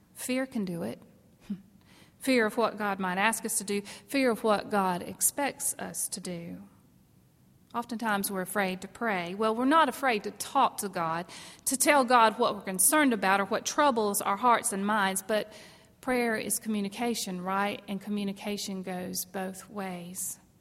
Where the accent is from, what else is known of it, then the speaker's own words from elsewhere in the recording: South Carolina, United States; I grew up in South Carolina